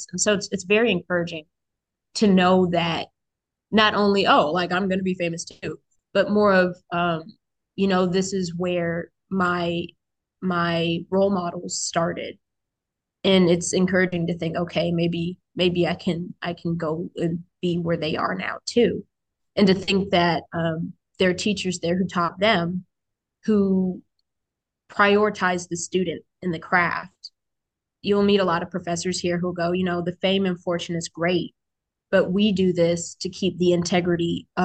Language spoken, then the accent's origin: English; Fort Walton Beach, Florida, United States; born there; also born or lived in Japan / Buffalo; I was born in Fort Walton Beach, Florida, Okaloosa County proud. and uh, I moved, I was a part of a military family. So, I, I lived in a bunch of places like Japan, Buffalo, and then we bounced here to the DMV